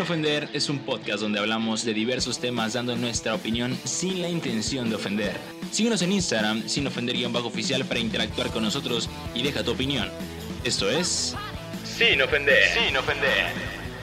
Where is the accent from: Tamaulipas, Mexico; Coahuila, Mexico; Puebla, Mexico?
Tamaulipas, Mexico; Ciudad Madero; soy de aquí de Tampico Madero, o sea, de Madero